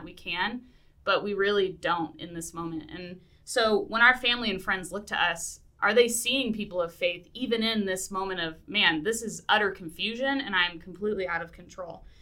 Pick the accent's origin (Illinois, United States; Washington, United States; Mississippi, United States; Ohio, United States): Washington, United States; Seattle; moved away; I'm from Seattle originally, so I get the Pacific Northwest